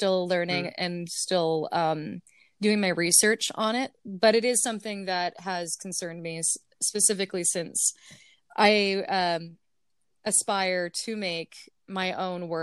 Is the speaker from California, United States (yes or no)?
yes; California, United States; now in Brooklyn, United States; I'm from California originally